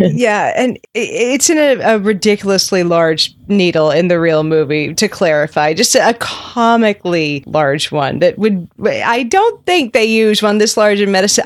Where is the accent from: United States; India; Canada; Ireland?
Canada; Nova Scotia; I grew up in Nova Scotia